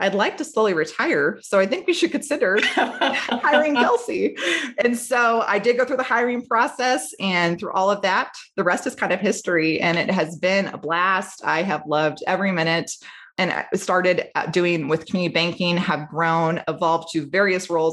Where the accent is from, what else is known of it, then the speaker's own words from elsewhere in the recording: Treynor, Iowa, United States; I grew up in Trainer.